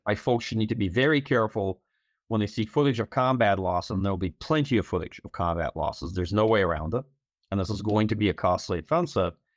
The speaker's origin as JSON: {"language": "English", "country": "Ukraine", "moved": "yes", "said": "I'm from Ukraine"}